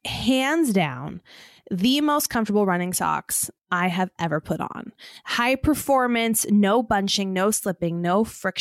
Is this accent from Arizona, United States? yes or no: yes; Chandler, Arizona, United States; As requested, I'm from Chandler, Arizona.